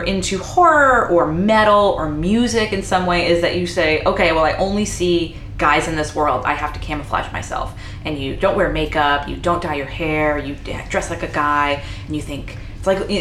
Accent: Haverhill, Massachusetts, United States; I grew up in a place called Haverhill, Massachusetts

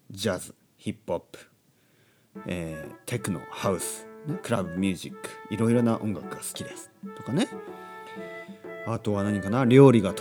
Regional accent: Japan; 日本出身ですとか日本人ですとかそれでいいと思いますね。

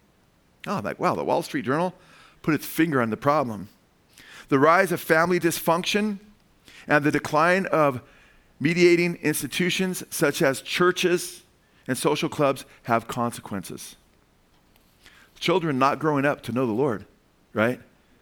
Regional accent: United States

